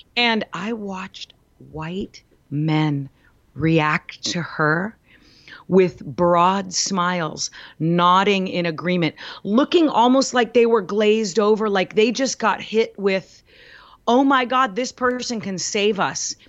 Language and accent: English; United States; I'm an American